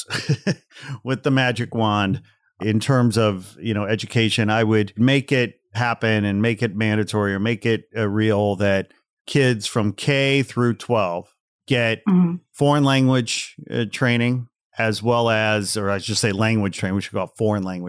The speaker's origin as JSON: {"language": "English", "area": "outside Chicago", "region": "Illinois", "country": "United States", "tie": "born or raised there", "said": "I grew up outside Chicago"}